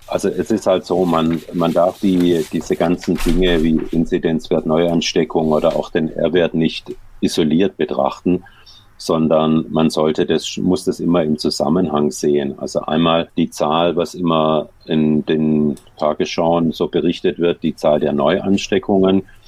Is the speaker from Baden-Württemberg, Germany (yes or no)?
yes; Heilbronn, Baden-Württemberg, Germany; moved away; also born or lived in Wiesbaden; in meiner Heimatstadt in Heilbronn